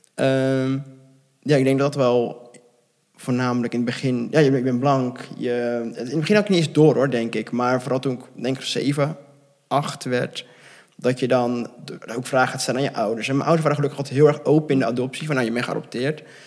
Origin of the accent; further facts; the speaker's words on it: near Gouda, South Holland, Netherlands; also born or lived in Bogotá, Colombia; opgegroeid in de buurt van Gouda.